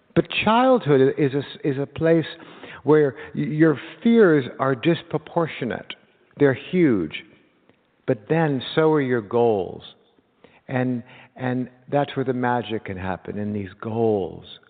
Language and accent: English; Los Angeles, California, United States; a kid like me in 1970, growing up in Los Angeles